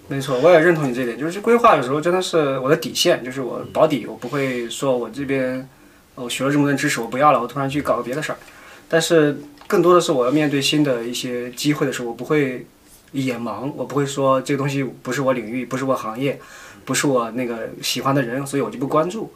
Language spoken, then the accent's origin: Chinese; Shaanxi, China; moved away as an adult; also born or lived in Shenzhen; now in United Kingdom; 我也是个旱鸭子，以前我是陕西人，你知道吗？北方，正宗北方